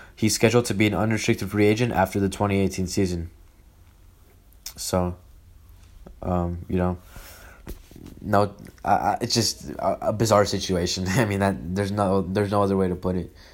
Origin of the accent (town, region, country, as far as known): Los Angeles, California, United States; born or raised there